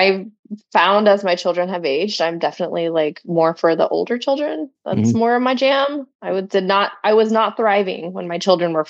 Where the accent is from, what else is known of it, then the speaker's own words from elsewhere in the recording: Florida, United States; accent: Florida redneck; I was born and raised in Florida. And my mom is originally from Tennessee. My dad is originally from South Carolina. So I have very two distinct Southern